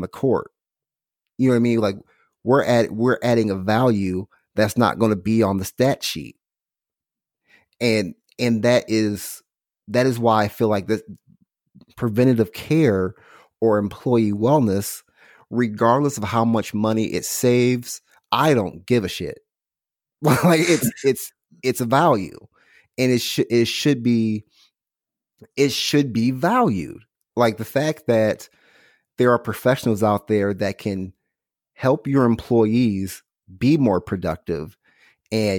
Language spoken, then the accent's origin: English; Illinois, United States; now in Houston, United States; I'm from Illinois